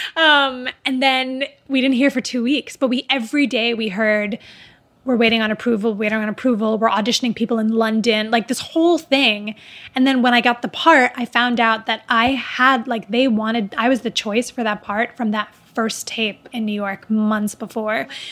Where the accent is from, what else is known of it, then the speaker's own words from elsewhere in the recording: Dubai, United Arab Emirates; moved away; also born or lived in Riyadh, Saudi Arabia / Palestine / America; growing up in Dubai